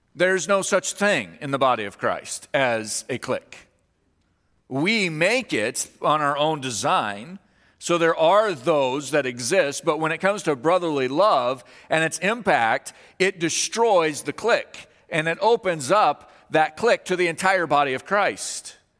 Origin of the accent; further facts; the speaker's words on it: Kansas, United States; moved away; I'm from Kansas